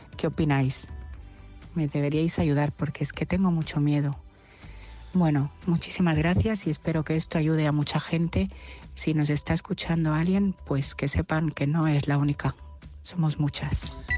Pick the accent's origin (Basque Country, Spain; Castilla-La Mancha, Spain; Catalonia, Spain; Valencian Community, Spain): Castilla-La Mancha, Spain; Albacete; now in Madrid, Spain; soy de Albacete, pero ahora mismo vivo en Madrid